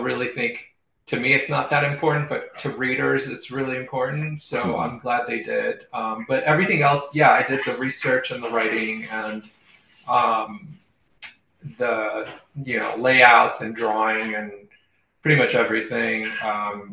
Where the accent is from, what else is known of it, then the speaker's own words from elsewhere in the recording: Israel; moved away; I grew up in Israel